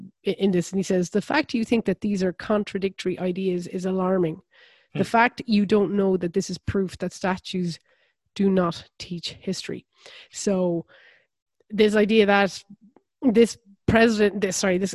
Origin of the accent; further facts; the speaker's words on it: Ireland; I grew up in the country at the time I did